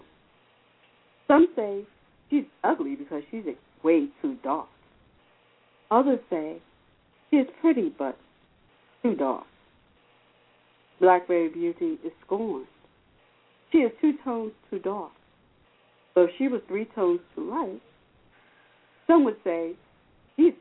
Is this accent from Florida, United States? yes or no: no; New York City, New York, United States; moved away as an adult; now in Valley Stream, United States; I'm originally from Rockaway Queens